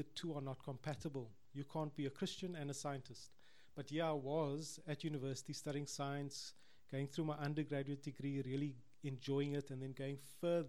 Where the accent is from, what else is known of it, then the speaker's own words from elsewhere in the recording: Cape Town, Western Cape, South Africa; I'm from Cape Town. I'm a Capetonian.